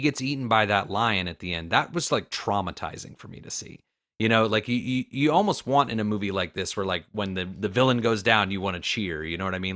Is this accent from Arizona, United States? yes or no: no; Florida, United States; I'm from Florida